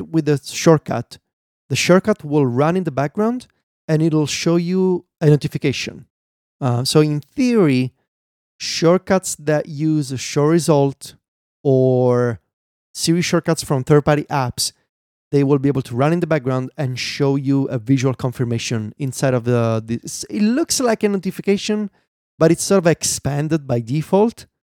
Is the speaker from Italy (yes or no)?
yes; Italy; accent: Italian; English is a second language; As much as I think my accent has gotten better through the years in terms of not sounding as Italian as it did in 2013 when I first started podcasting, it's still there